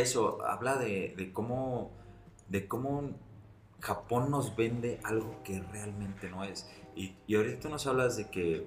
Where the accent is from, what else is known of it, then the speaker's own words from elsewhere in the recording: Tamayo, Mexico; yo soy de Tamayo